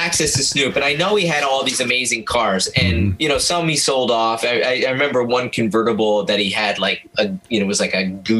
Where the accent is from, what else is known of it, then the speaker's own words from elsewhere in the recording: Binghamton, New York, United States; what it meant to a guy like me growing up in Binghamton